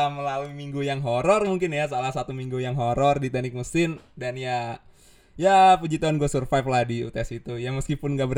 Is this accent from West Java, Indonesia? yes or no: no; Jakarta, Indonesia; dan uh, mungkin gue dari Jakarta, gue dari MMC juga